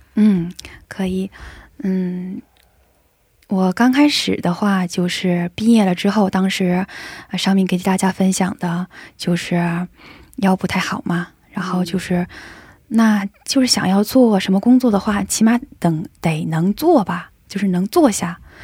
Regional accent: China; 我一个中国人

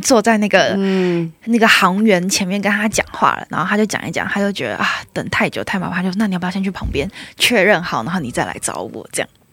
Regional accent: Taiwan; moved away as an adult; now in South Korea; 我就是台湾人

